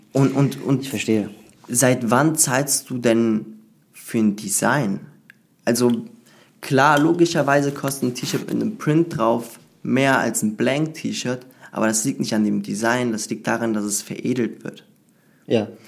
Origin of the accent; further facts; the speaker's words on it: Cologne, North Rhine-Westphalia, Germany; ich bin aus Köln